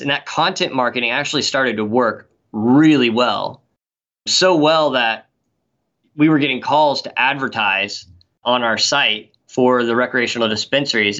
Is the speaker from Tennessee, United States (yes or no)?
yes; Knoxville, Tennessee, United States; moved away as an adult; also born or lived in Colorado; now in Seattle, United States; I grew up in Knoxville, Tennessee, kind of the heart of Appalachia there